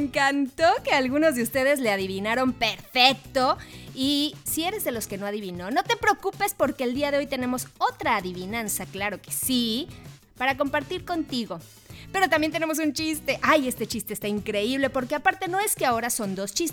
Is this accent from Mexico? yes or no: no; Argentina; Y nos somos de Argentina. Somos de Argentina.